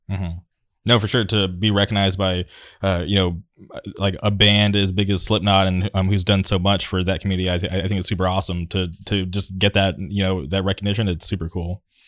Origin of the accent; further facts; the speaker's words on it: La Quinta, California, United States; I grew up in the city of La Quinta